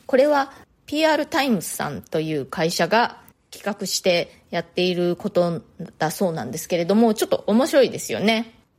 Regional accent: Japan; moved away as an adult; now in New York, United States; 日本で生まれ育った私

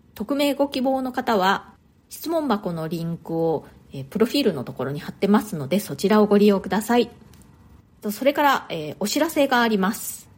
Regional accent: Japan; moved away as an adult; now in New York, United States; 生まれ育ったのは日本なんですね

